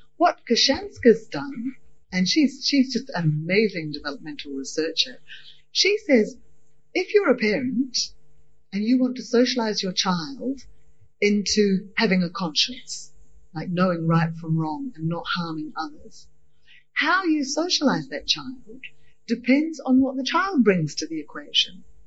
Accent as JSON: {"language": "English", "region": "Scotland", "country": "United Kingdom", "tie": "born or raised there", "also_born_or_lived": "New Zealand", "moved": "yes", "lives_now": "Australia", "said": "I was raised initially in Scottish culture"}